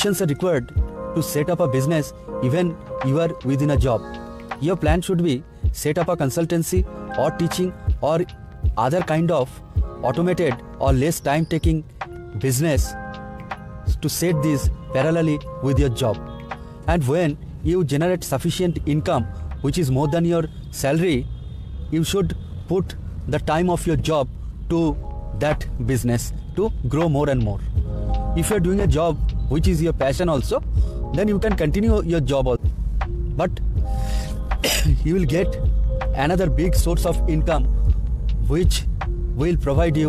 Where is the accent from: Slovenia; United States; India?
India; from India.